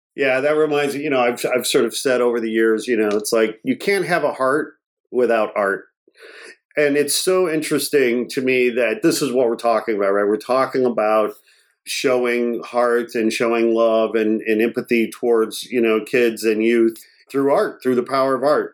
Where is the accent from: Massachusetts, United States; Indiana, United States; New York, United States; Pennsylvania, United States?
Indiana, United States; Portage; also born or lived in Gary, Indiana; I grew up, I was born in Gary, Indiana, and I was raised, I'm a working class kid from a blue collar family. I went to uh, public school there in Portage, Indiana